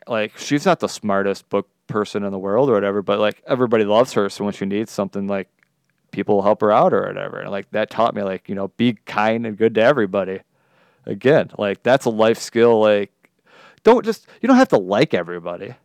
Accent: Detroit, Michigan, United States; I'm coming from Detroit

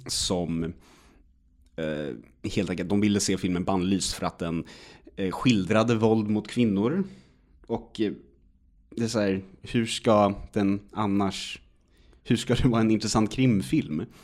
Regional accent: Sweden; man som svensk

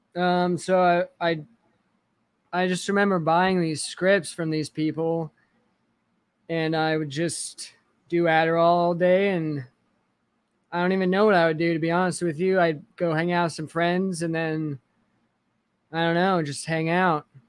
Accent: Kennewick, Washington, United States; also born or lived in Connell, Washington; I grew up in Washington State

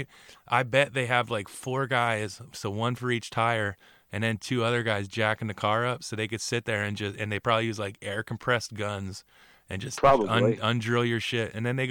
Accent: Bordentown, New Jersey, United States; also born or lived in Riverside, New Jersey; when I moved away from Bordentown City, we moved to a town called Riverside.

